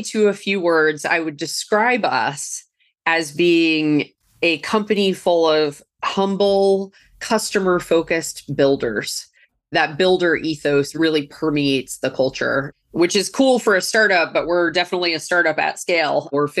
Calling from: California, United States; Joining you from the peninsula, just south of San Francisco, over the Zoom webs.

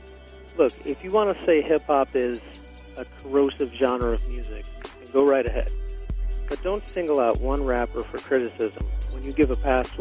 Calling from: Chicago, Illinois, United States; I'm calling from Chicago.

